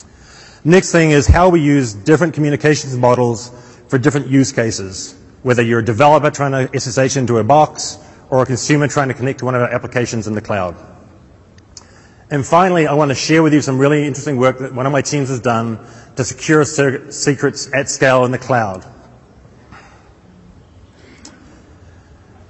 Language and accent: English; North Island, New Zealand; moved away; I'm originally from a small town in the middle of the North Island, New Zealand